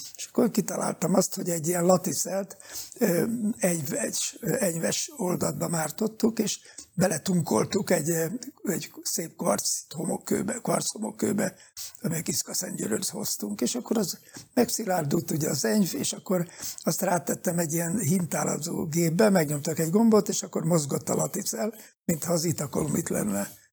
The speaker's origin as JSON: {"language": "Hungarian", "town": "Pécs", "region": "Baranya", "country": "Hungary", "tie": "born or raised there", "said": "én pécsi születésű vagyok"}